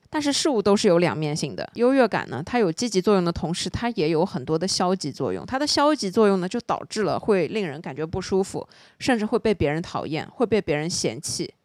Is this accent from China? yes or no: yes; Shanghai, China; 我作为一个上海人，我必须承认，这件事情其实是真真实实存在的